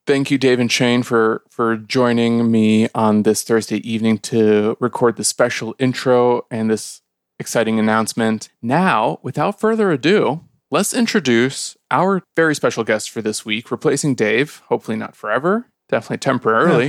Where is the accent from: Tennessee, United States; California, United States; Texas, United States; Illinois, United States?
Illinois, United States; Chicago; I'm from Chicago